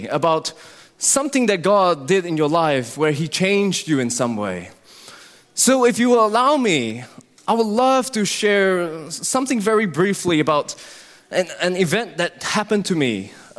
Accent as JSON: {"language": "English", "country": "Singapore", "tie": "born there", "said": "Well, as many of you know, I was born in Singapore to Christian parents."}